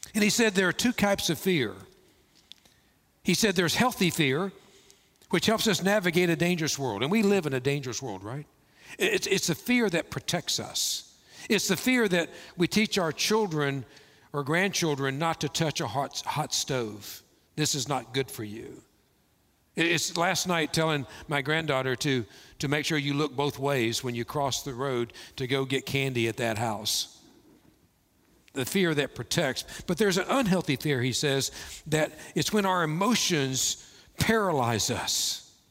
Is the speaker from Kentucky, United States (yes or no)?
yes; Kentucky, United States; moved away; growing up in Kentucky, we had caves, we had bats